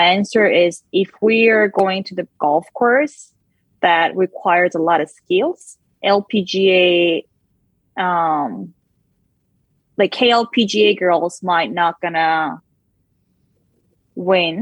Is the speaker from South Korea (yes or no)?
yes; South Korea; moved away; I grew up in Korea